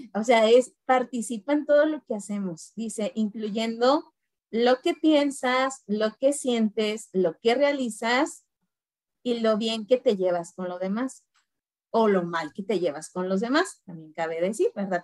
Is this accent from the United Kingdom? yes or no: no; Guanajuato, Mexico; also born or lived in Mexico City; vivo en Guanajuato. Eh, nací en la Ciudad de México. Bueno, antes el DF, el defectuoso. Pero desde muy niña me vine a vivir a Guanajuato. Y aquí radico.